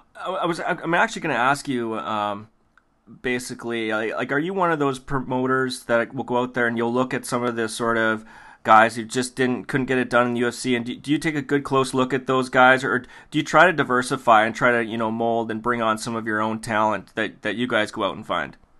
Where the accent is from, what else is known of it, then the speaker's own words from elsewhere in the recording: Canada; we're Canadian